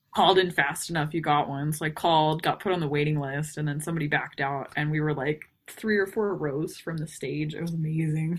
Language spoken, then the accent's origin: English; New Braunfels, Texas, United States; moved away; also born or lived in Houston, Texas / Montana; I am actually originally from Texas. Um, I was born in Houston. Um, lived outside of New Braunfels when I was a kid.